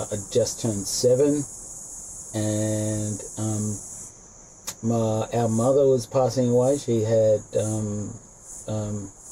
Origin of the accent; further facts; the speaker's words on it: Sydney, New South Wales, Australia; I was born into Newport Beach, north side of um, Sydney here, all the beaches, just around the corner here. I can look to my right down there. We're just um, perched up here in Bilgola Headland. This was a, um, yeah, 1961 I was born